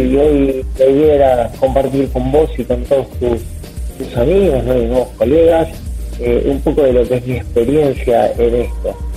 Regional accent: Buenos Aires, Argentina; eh, yo soy de Argentina, Buenos Aires, y con mi hijo Andrés en este momento me encuentro en la ciudad de Paraná

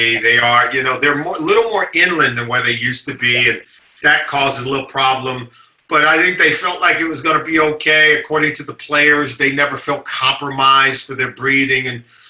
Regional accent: Compton, California, United States; also born or lived in Riverside, California / Los Angeles, California; I grew up in Compton, California, went to high school out in Riverside, California.

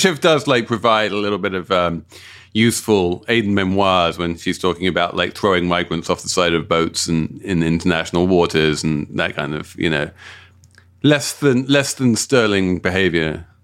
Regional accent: London, United Kingdom; my, my hometown of South London

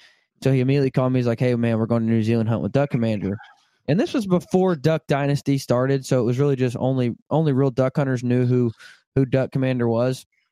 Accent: Arkansas, United States; I grew up in Arkansas, you know, duck hunting country.

